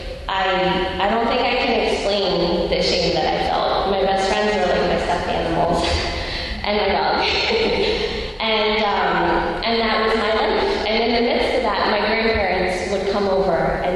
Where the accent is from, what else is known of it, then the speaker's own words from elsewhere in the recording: Lansdale, Pennsylvania, United States; also born or lived in Upper Gwynedd, Pennsylvania; And I grew up in Lansdale and Upper Gwinnett, and so like fully in the area